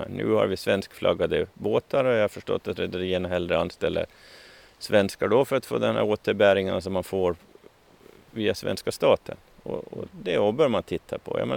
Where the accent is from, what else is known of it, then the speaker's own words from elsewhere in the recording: Åland, Finland; Ja, ja, som alla ålänningar så har jag jobbat en gång i tiden på, på somrarna på Ekerölinjen.